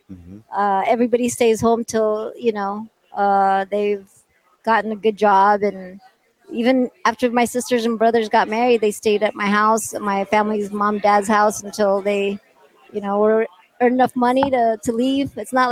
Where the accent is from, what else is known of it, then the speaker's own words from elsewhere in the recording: Philippines; I'm Filipino, right? Spanish, and Portuguese.